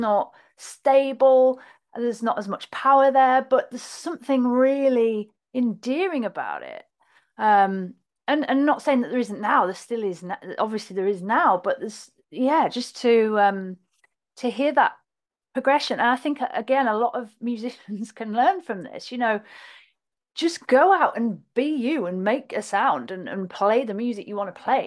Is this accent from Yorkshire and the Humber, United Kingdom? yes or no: yes; Hull, Yorkshire and the Humber, United Kingdom; Hull, basically. Kingston up on Hull, um, which is in Yorkshire.